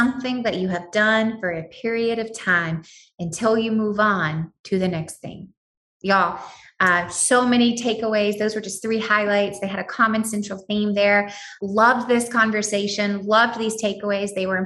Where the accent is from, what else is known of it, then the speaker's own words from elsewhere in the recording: United States; I am an American